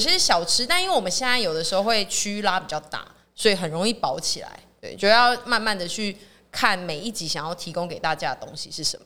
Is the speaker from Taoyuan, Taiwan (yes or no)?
no; Tainan, Taiwan; 但是我是台南人